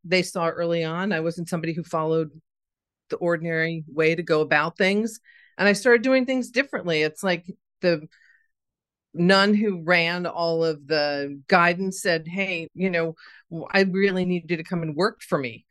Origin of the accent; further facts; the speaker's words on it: Scarsdale, New York, United States; I grew up in Scarsdale, New York.